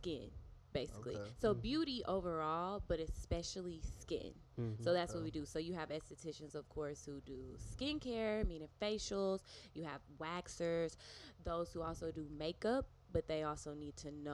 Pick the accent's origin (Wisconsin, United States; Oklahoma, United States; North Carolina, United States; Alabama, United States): Alabama, United States; Harvest; I am from Harvest, Alabama